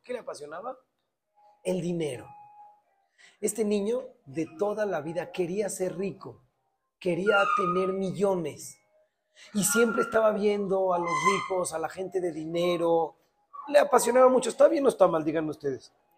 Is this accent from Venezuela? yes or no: no; Mexico; somos mexicanos